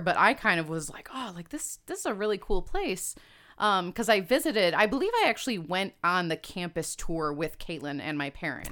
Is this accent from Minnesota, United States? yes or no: no; Homer Glen, Illinois, United States; also born or lived in Hinsdale, Illinois; grew up in Homer Glen, Illinois